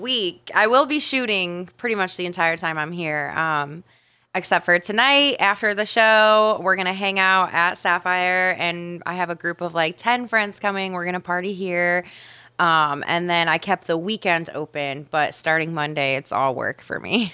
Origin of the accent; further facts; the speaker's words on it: Ohio, United States; now in Miami, United States; I grew up in Ohio